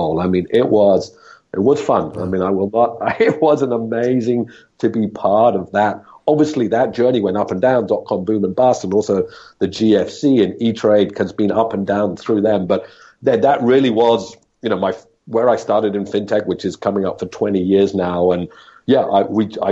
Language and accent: English; Scotland, United Kingdom; moved away as an adult; also born or lived in Australia / Hong Kong; now in Singapore; I grew up in Scotland from the age of, well, you know, a few months old till the age of 22 when I finished university.